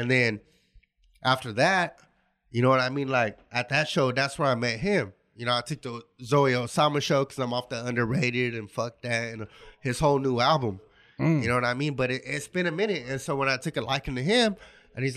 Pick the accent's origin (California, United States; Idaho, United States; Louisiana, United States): California, United States; Garden Grove; also born or lived in Santa Barbara, California; now in Lompoc, United States; I'm originally from Garden Grove, California